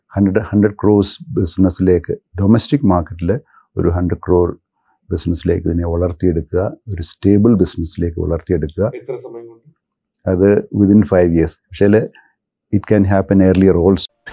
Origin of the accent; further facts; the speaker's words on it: Thiruvalla, Kerala, India; also born or lived in Kottayam, Kerala / Kochi, Kerala; എൻ്റെ സ്വദേശം തിരുവല്ലയാണ് ഞാൻ പഠിച്ച സ്കൂളിംഗ്